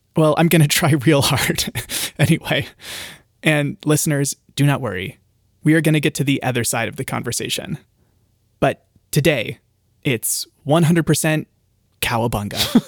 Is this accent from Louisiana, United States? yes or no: no; California, United States; in my experience of growing up in California, every afternoon, like clockwork, two items emerge from the pantry a bottle of wine and some cheese.